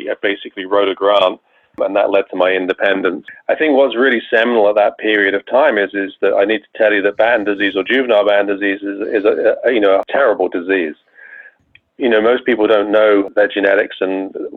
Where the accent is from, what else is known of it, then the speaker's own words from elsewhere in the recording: England, United Kingdom; moved away as an adult; also born or lived in Bath, England / Rochester, New York; now in United States; you should be able to tell from my accent, I was not born in the United States. I'm actually from England